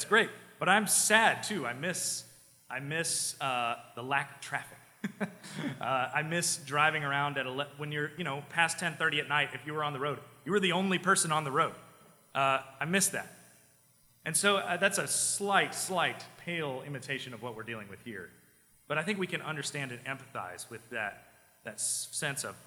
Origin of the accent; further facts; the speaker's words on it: small town next to the BMW plant, South Carolina, United States; My hometown that I grew up in, it did not have a single red light in it until I went to college. It was like, I grew up across from a field.